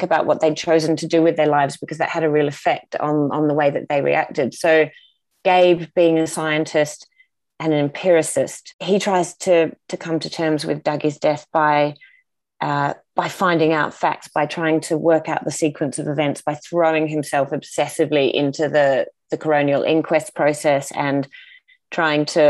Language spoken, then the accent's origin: English; Tasmania, Australia; growing up in Tasmania